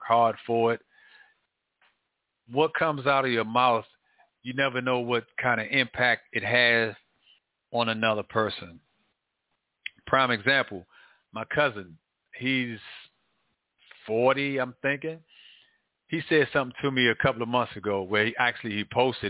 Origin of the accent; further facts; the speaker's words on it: Washington, District of Columbia, United States; When I was young, growing up in Northwest, lived on U Street, Leroy Park